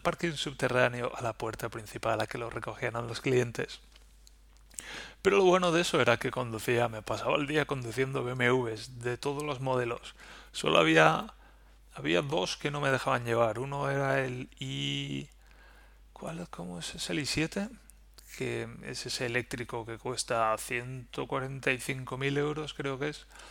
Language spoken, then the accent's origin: Spanish; Valencia, Valencian Community, Spain; now in Germany; yo, bueno, pues vengo de Valencia